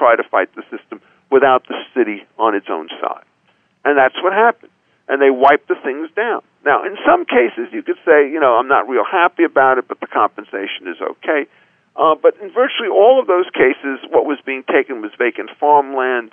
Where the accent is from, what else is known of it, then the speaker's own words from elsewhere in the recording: Chicago, Illinois, United States; as a Chicagoan